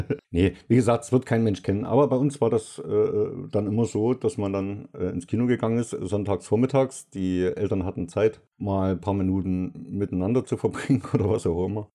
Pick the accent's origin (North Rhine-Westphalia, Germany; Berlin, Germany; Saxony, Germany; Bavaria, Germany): Saxony, Germany; Ich bin ein Sachse